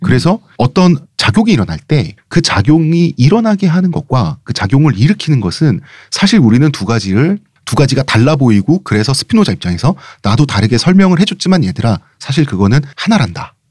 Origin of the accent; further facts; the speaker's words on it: South Korea; 태어났더니 한국이다